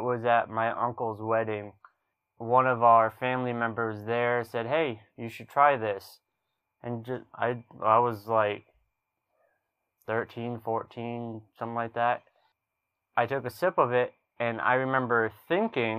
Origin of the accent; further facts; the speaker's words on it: south of Boston, Massachusetts, United States; moved away as an adult; also born or lived in Alaska; I'm a city boy. I'm from Massachusetts. I'm from south of Boston